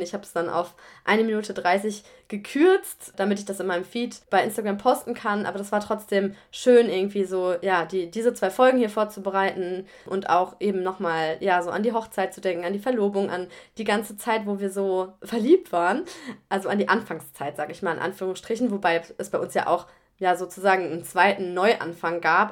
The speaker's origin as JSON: {"language": "German", "country": "Germany", "tie": "born or raised there", "also_born_or_lived": "Australia", "moved": "as an adult", "lives_now": "France", "said": "habe ich das 18 Jahre lang in Deutschland erlebt oder mitbekommen, bevor ich ins Ausland gegangen bin"}